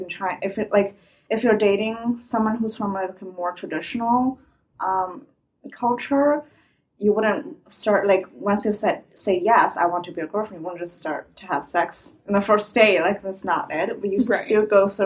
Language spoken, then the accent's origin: English; China; English is a second language; moved away as an adult; now in Halifax, Canada; I'm a Chinese international student after just graduated. I'm a Chinese girl.